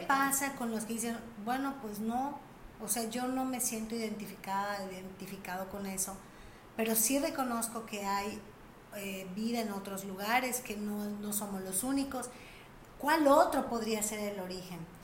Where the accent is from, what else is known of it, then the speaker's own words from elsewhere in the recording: Mérida, Yucatán, Mexico; yo nací en Mérida, mi hermanita nació en Mérida